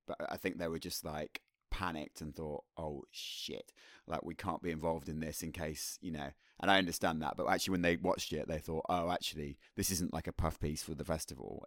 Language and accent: English; Birmingham, West Midlands, United Kingdom; the people that I grew up with in Birmingham